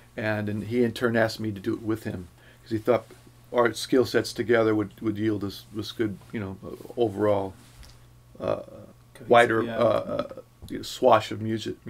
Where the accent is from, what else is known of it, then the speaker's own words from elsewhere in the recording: California, United States; now in Los Angeles, United States; From Northern California.